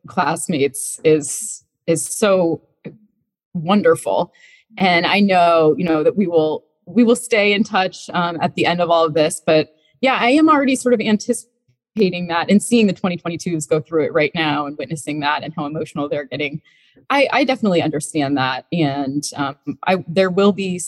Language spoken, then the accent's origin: English; Vermont, United States; moved away as an adult; now in Charlottesville, United States; I grew up in Vermont